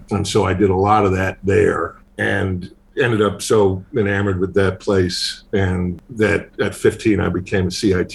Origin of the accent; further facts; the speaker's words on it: Boston, Massachusetts, United States; I grew up in Boston